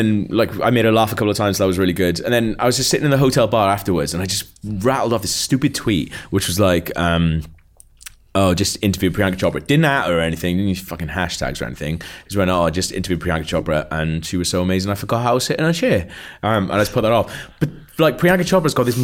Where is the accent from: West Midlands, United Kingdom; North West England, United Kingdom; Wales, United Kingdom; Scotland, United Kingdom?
Wales, United Kingdom; I'm from Wales